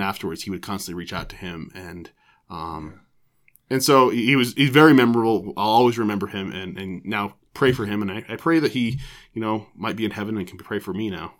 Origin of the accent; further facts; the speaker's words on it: Broomfield, Colorado, United States; also born or lived in Oregon; I grew up in Broomfield, Colorado, mm-hmm. um, and so I, you know, went to school there. Went to graduate at Broomfield High School